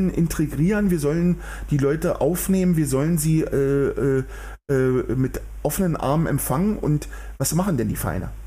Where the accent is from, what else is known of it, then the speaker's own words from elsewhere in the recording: Berlin, Germany; man spürt richtig, wie die Menschen nach Bewegung sabbern, wenn ich das mal so als Berliner sagen darf ja, also es ist wirklich so.